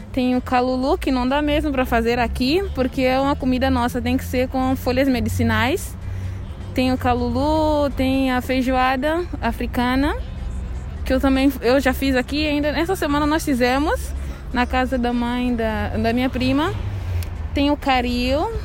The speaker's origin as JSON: {"language": "Portuguese", "country": "São Tomé & Príncipe", "moved": "as an adult", "lives_now": "Brazil", "said": "Eu sou de São Tomé e Príncipe, país ah, continente africano"}